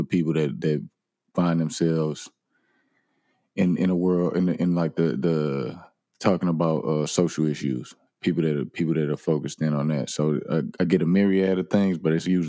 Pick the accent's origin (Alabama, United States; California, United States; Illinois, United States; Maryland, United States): Illinois, United States; East St. Louis; accent: St. Louis; I was born in East St. Louis, Illinois, so across the river.